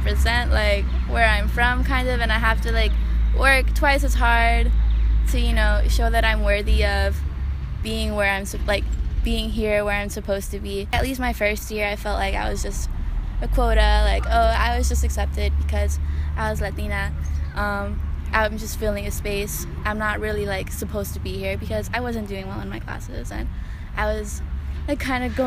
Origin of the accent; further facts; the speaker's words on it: North Carolina, United States; first language Spanish; English is a second language; also born or lived in Jesús María, Jalisco, Mexico; I've lived here my whole life for the most part